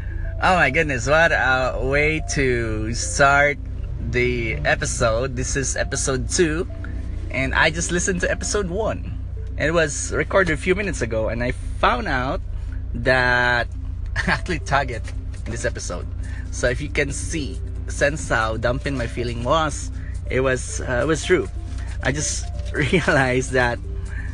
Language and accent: English; Philippines; I'm from the Philippines, and the Philippines is a very beautiful place where it's very warm.